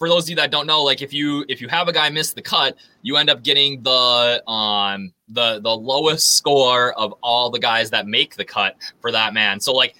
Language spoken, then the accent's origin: English; Minnesota, United States; this week in my home state of Minnesota